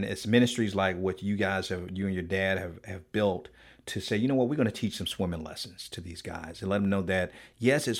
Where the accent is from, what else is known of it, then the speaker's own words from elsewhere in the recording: Miami, Florida, United States; I'm from Miami